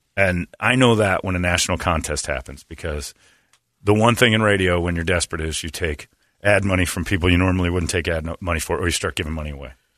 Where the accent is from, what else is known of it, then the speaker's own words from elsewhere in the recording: Indiana, United States; moved away; my home state